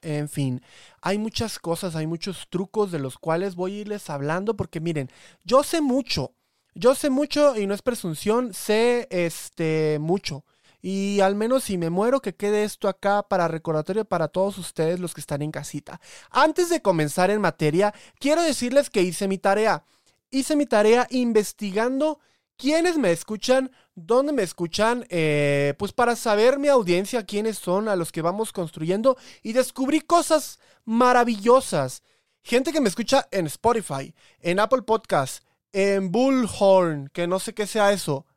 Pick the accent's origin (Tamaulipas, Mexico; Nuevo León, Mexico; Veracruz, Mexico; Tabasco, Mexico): Veracruz, Mexico; Coatzacoalcos; moved away; Salma Hayek es de mi ciudad, es el ejemplo de todo porteño de Coatzacoalcos